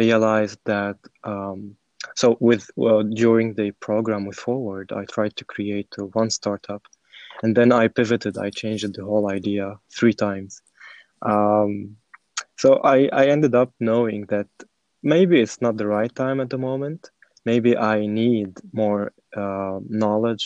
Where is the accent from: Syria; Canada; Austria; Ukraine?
Syria; Damascus, Damascus Governorate; moved away as an adult; now in Netherlands; I was born and raised in Damascus, Syria, and I came to the Netherlands around 2 years ago